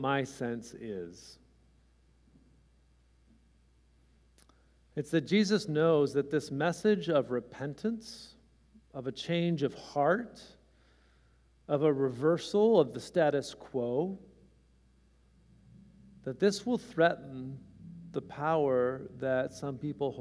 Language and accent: English; California, United States; born or raised there